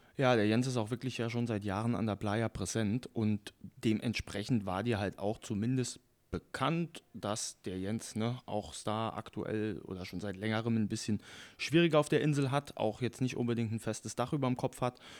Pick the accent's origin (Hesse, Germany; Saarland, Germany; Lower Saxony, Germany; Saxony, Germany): Saarland, Germany; als Saarländer